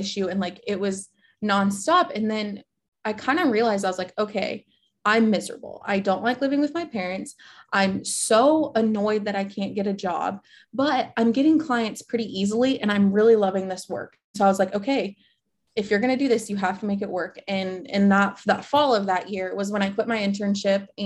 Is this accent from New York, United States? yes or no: no; central Nebraska, United States; moved away as an adult; also born or lived in Lincoln, Nebraska / Cape Town, South Africa; I moved back home from Lincoln back to central Nebraska and with my parents